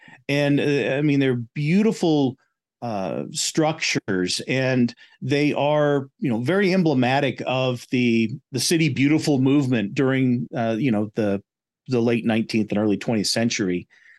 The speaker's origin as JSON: {"language": "English", "town": "Newton", "region": "Kansas", "country": "United States", "tie": "born there", "said": "I was born in Newton, Kansas, which was an important station on the Atchison, Topeka, and Santa Fe."}